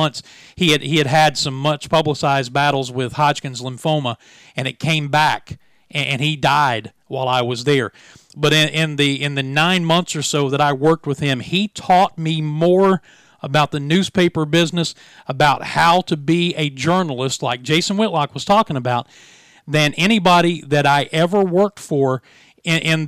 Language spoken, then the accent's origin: English; Williamson, West Virginia, United States; our hometown newspaper, this is Williamson, West Virginia